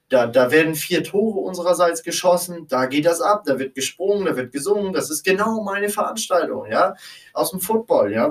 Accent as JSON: {"language": "German", "town": "Kiel", "region": "Schleswig-Holstein", "country": "Germany", "said": "und ich bin Norddeutscher, ein Fan von Kiel, ja, von unserer Kieler Fußballmannschaft."}